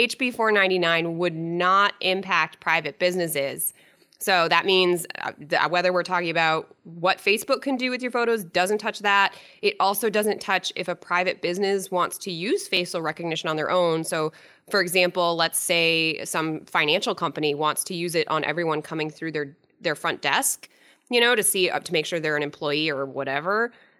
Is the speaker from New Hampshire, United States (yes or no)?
yes; Londonderry, New Hampshire, United States; My hometown!